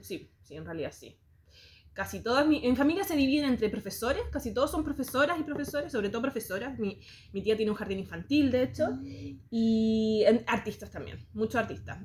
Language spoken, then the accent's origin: Spanish; Santiago, Santiago Metropolitan Region, Chile; soy muy santiaguina. Em, crecí acá en Santiago